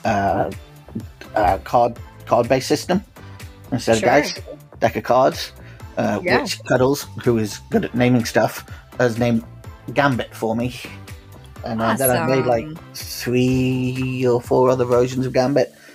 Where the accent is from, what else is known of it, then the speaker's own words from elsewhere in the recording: Lancashire, North West England, United Kingdom; also born or lived in Los Angeles, United States; now in Greater Manchester, United Kingdom; I grew up in Lancashire